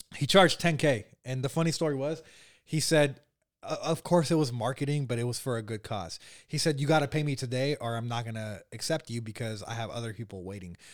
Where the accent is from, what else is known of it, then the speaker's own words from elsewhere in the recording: Bay Area, California, United States; I was born and raised here in the Bay Area where we're at right now.